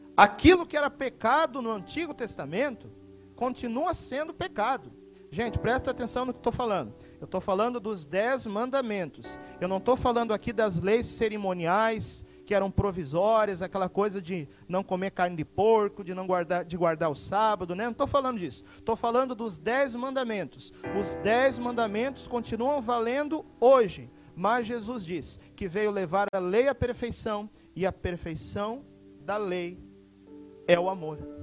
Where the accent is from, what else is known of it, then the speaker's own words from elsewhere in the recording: Porto Alegre, Rio Grande do Sul, Brazil; now in Cuiabá, Brazil; Eu sou natural da cidade de Porto Alegre, no Rio Grande do Sul